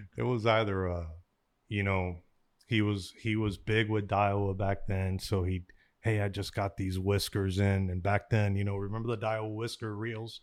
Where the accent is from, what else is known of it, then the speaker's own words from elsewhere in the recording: Miami, Florida, United States; I grew up in Miami, we grew up when I was a, when I was a young, young, young, young kid, we grew up around the Orange Bowl.